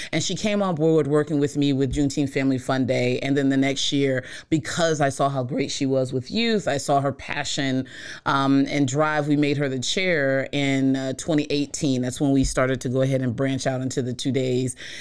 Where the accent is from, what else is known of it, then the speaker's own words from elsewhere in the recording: East Coast, United States; I'm from the East Coast